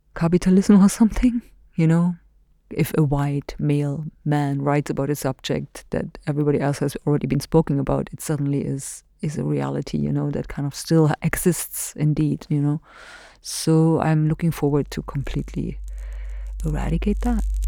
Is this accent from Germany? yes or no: yes; Germany; moved away as an adult; now in Hailuoto, Finland; where I come from, this specific weird little German country that existed for forty years